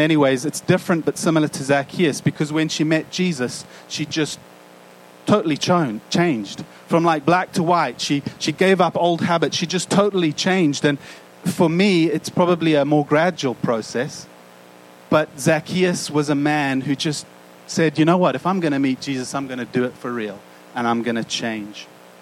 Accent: South Africa; moved away; growing up in South Africa

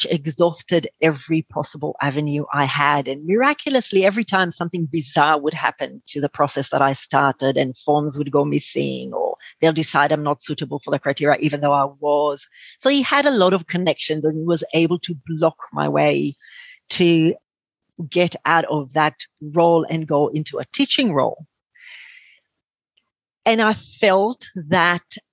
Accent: Israel; moved away as an adult; now in Australia; I was born in Israel, but I came to Australia after my army service

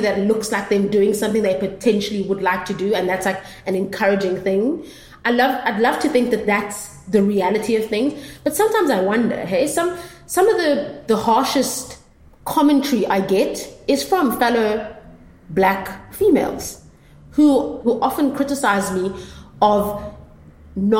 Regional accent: Durban, KwaZulu-Natal, South Africa; growing up in Durban, obviously there was segregation

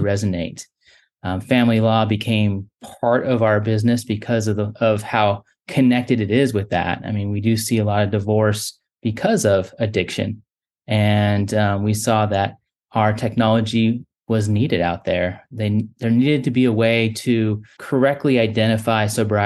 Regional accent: Orange County, California, United States; moved away as an adult; now in North Carolina, United States; I was born and raised in Orange County.

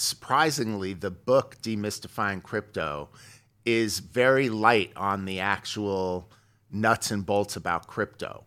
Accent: Beverly Hills, California, United States; also born or lived in New York; I was born in New York, uh, in the sixties. Uh, my family moved to Beverly Hills when I was young. uh, about third, fourth grade, moved out here

